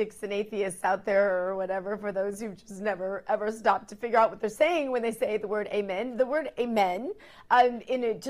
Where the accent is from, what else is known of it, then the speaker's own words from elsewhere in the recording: Missouri, United States; I'm from Missouri